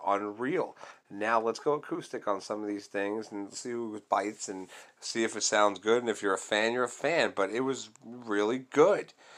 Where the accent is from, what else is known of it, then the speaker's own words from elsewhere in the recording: New York, United States; I'm from New York